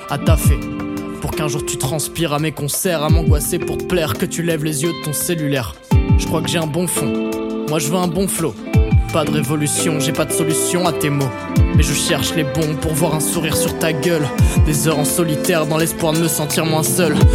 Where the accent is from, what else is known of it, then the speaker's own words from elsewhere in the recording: Chartres, Centre-Val de Loire, France; j'ai je ans, Je viens de Chartres.